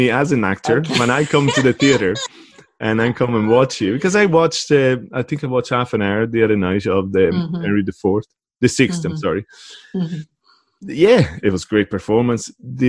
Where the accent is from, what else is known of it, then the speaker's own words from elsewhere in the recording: Italy; moved away; I grew up in Italy